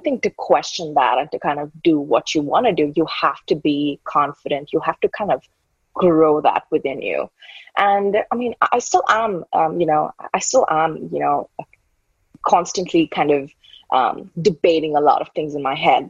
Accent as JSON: {"language": "English", "country": "India", "tie": "born or raised there", "said": "I've been brought up brought up in a typical Indian household."}